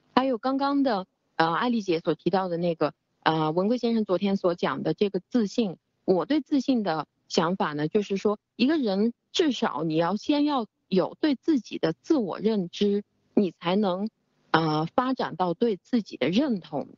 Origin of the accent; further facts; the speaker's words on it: China; 我们中国人从小，其实我们所有接受的教育，呃，就是一个服从